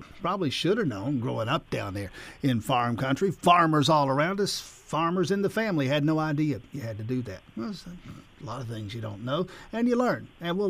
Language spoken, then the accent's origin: English; South Georgia, United States; I grew up down there in South Georgia, row crops, peanuts and cotton, as far as the eye can see down there, soybeans and corn and all the rest of it.